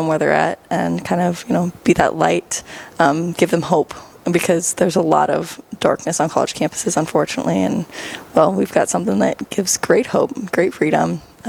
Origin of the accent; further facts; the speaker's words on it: Mankato, Minnesota, United States; moved away as an adult; also born or lived in Rapid City, South Dakota; now in Dickinson, North Dakota, United States; I grew up in Mankato, Minnesota, from the area, and I also went to school at South Dakota Mines down in Rapid City, South Dakota.